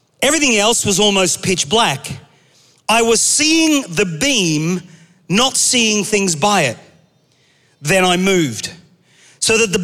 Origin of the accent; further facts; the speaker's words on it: Australia; moved away; I grew up in Australia